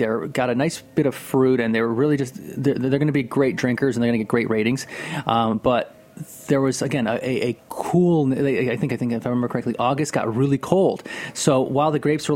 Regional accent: Northeast, United States; I'm from the Northeast here

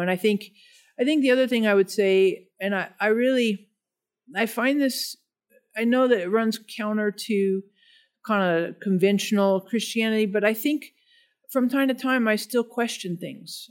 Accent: Denver, Colorado, United States; I'm from Denver, nor-, native Denver person, uh, born and raised

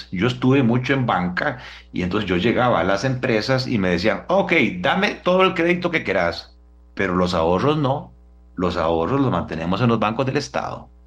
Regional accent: Costa Rica; al final nosotros como costarricenses no sabemos qué se hace con esos dineros

